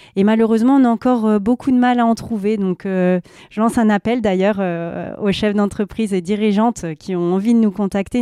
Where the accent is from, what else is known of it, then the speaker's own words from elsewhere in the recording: Nord-Pas-de-Calais, Hauts-de-France, France; j'ai pas beaucoup bougé de la région